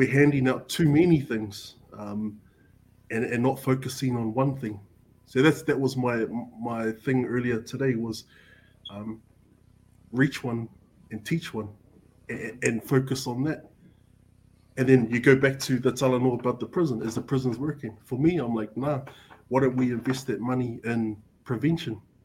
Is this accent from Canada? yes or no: no; Auckland, New Zealand; growing up in Avondale